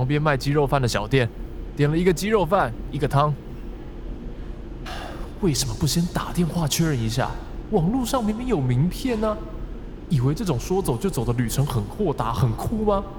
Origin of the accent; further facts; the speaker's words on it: Taipei, Taiwan; 但对我这个土生土长的台北小孩来说，要用如此浪漫的方式来挥霍时间